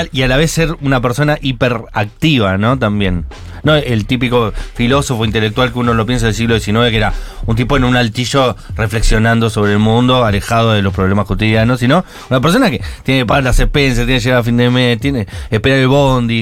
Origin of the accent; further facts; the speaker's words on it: Buenos Aires, Argentina; soy de Villa Lugano